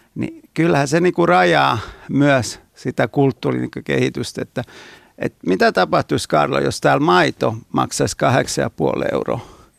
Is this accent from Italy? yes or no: yes; Naples, Campania, Italy; now in Finland; mä oon Napolista kotoisin